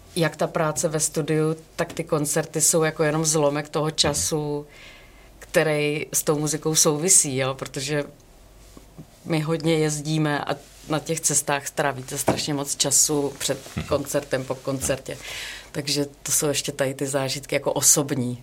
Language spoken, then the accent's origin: Czech; Brno, South Moravian Region, Czechia; já jsem z Brna